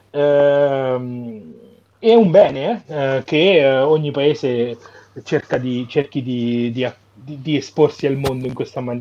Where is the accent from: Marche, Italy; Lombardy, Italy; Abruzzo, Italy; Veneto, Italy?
Marche, Italy; Montefalcone Appennino; born or raised there